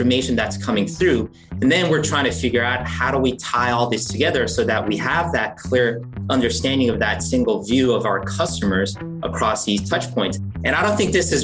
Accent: New Jersey, United States; moved away as an adult; also born or lived in South Korea / Manhattan, New York; now in Indianapolis, United States; I actually grew up in Jersey, lived there for many years, back and forth

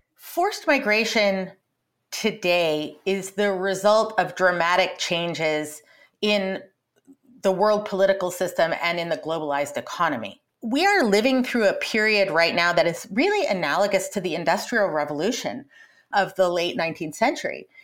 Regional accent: Colorado and Montana, Rocky Mountain West, United States; I grew up in Colorado and in Montana, out in the Rocky Mountain West

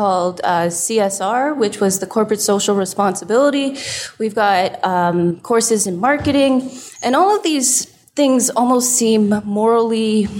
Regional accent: Toronto, Ontario, Canada; Yeah, different cities, but pretty much like all within the GTA.

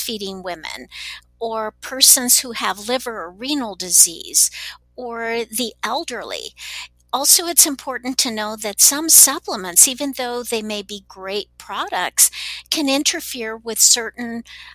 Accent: Texas, United States; now in Salt Lake City, United States; I grew up in Texas, so I speak Spanish

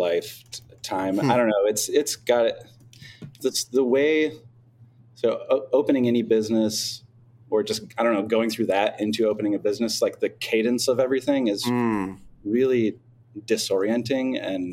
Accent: Michigan, United States; moved away as an adult; now in Los Angeles, United States; I'm originally from Michigan and cooked there for years before before leaving to travel around

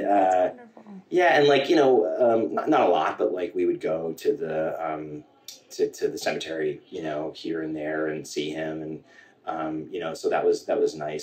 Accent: Centerport, New York, United States; I grew up in Centerport, New York, um, sort of between Huntington and Northport

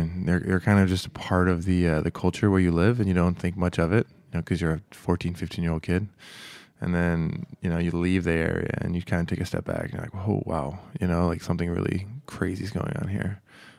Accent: California, United States; And then also growing up in the Bay Area, it's like such a, it's similar to New York in the sense it's just so rich ethnically.

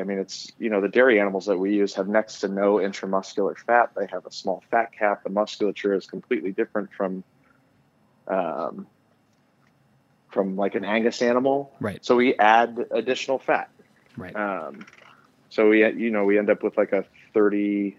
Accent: outside of Detroit, Michigan, United States; I grew up outside of Detroit

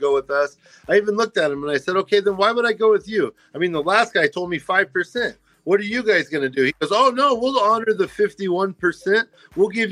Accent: Kansas, United States; also born or lived in Virginia / Topeka, Kansas / Pittsburg, Kansas; now in Arizona, United States; And I'm from Kansas originally, so I grew up on the border right there. I lived in Topeka, group homes in Pittsburgh on the border of Oklahoma.

